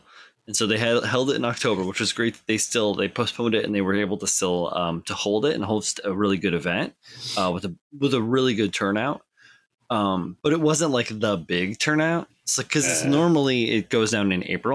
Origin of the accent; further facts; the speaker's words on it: Midwest, United States; now in East Coast, United States; I grew up in the Midwest